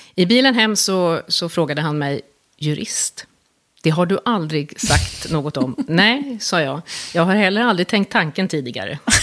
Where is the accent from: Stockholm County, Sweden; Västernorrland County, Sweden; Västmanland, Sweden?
Stockholm County, Sweden; Stockholm; jag är uppvuxen i, i Stockholm